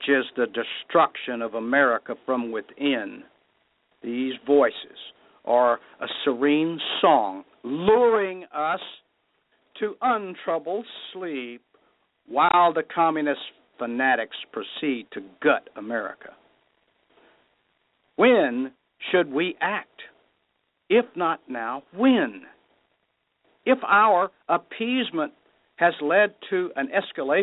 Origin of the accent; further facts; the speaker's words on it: United States; I am an American